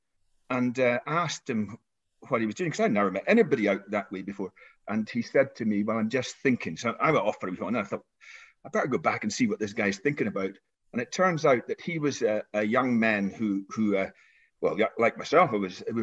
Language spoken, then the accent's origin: English; the Highlands, Scotland, United Kingdom; I was brought up in the Highlands, as you can probably hear